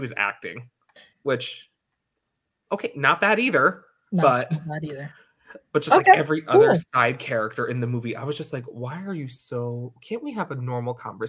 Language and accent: English; New York, United States; moved away; also born or lived in Hong Kong; Because when I was growing up in New York